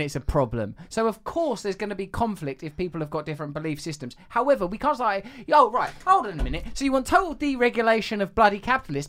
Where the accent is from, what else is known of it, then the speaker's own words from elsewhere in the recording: Essex, East of England, United Kingdom; I'm from Essex